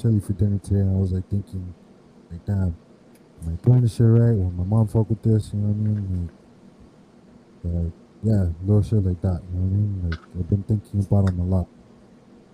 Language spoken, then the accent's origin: English; Miami, Florida, United States; I grew up in West Kendall